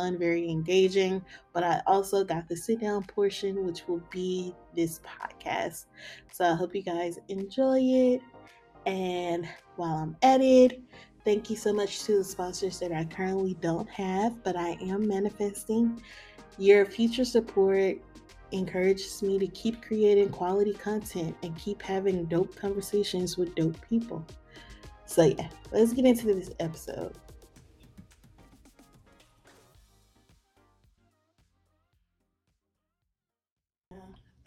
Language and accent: English; the South, United States; I'm from the South